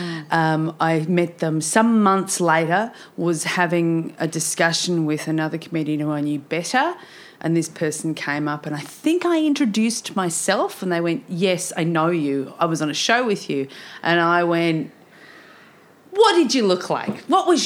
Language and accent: English; Wagga Wagga, New South Wales, Australia; I'm from Wagga